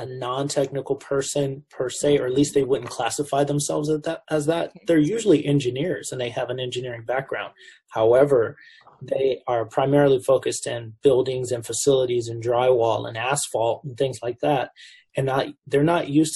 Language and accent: English; Southern California, United States; I grew up in the Southern California metropolitan area